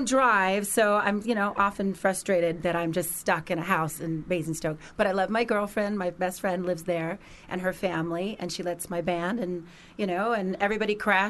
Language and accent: English; Los Angeles, California, United States; because I'm from Los Angeles, mm-hmm. you know, from America.